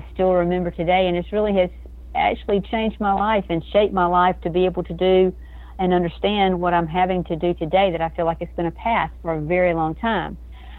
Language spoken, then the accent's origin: English; Georgia, United States; Well, I was a little farm girl growing up in South Georgia.